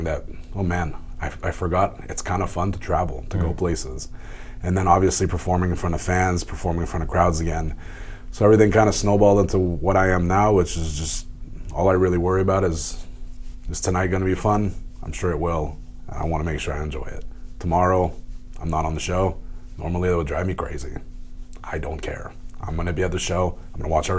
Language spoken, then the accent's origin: English; Montreal, Quebec, Canada; in my hometown